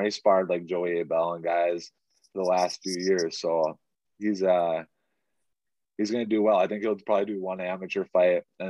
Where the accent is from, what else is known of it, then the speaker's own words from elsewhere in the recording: Pine City, Minnesota, United States; my hometown, I was originally from Minneapolis, but we had moved when I was like 5 years old to Pine City